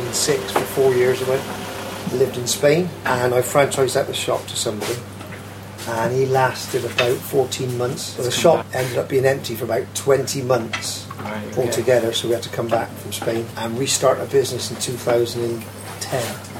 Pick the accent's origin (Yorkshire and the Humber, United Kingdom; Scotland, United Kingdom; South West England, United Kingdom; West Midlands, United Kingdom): South West England, United Kingdom; Keynsham; also born or lived in Ashton Gate, Bristol / Horfield, Bristol; I was brought up in Ashton Road, Ashton Gate, for the first couple of years of my life. Then we moved out to Keynsham